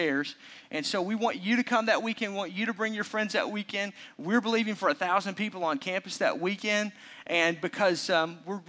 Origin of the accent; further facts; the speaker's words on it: Arkansas, United States; also born or lived in Oklahoma; now in Milwaukee, United States; Growing up in Arkansas, we were huge college sports, but not professional sports